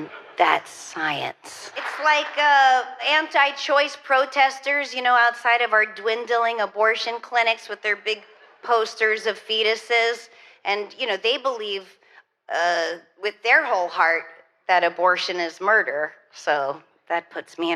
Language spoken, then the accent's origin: English; New Hampshire, United States; I went to church growing up all the time because I grew up in New Hampshire